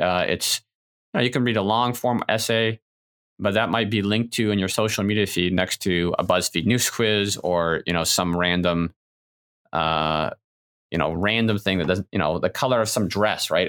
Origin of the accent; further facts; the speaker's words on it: United States; as good American individualists